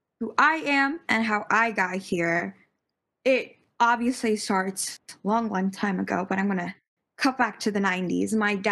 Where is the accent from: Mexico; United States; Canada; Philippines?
United States; Connecticut; English is a second language; also born or lived in Alexandria, Virginia; I've just been a Connecticut girl since, and yeah, it's pretty interesting growing up here as an Indian American in the suburbs of Connecticut